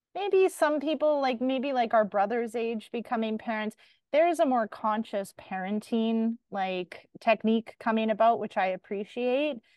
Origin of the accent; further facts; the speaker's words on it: Canada; as a Canadian